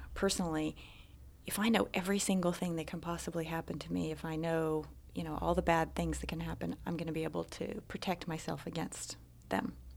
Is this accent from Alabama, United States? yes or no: yes; Alabama, United States; moved away as an adult; I was born and raised in Alabama. In fact, I lived there until I was twenty-one